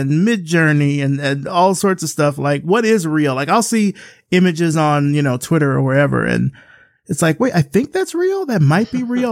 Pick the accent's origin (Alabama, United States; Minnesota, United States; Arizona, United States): Alabama, United States; Selma; moved away as an adult; now in Atlanta, United States; We're from Selma, Alabama. And, you know, I grew up there. moved out when I was eighteen. I've been here in Atlanta ever since.